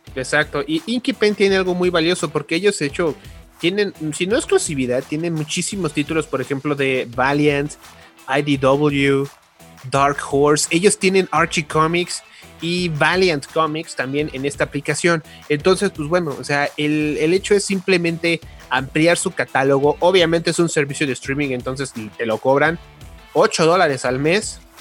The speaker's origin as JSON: {"language": "Spanish", "country": "Mexico", "said": "como buen mexicano"}